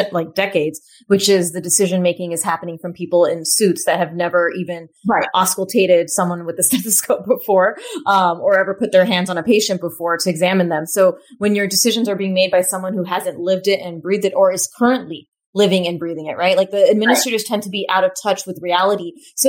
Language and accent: English; California, United States; I grew up in America, I grew up in California